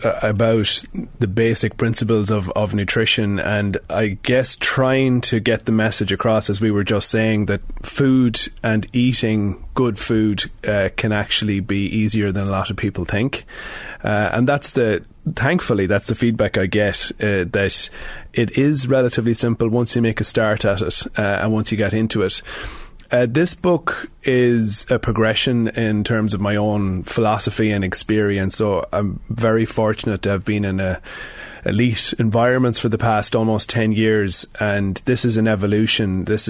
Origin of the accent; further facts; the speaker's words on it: Sligo, Connacht, Ireland; now in Dublin, Ireland; I'm from Sligo, but I'm in Dublin now for nearly 20 years.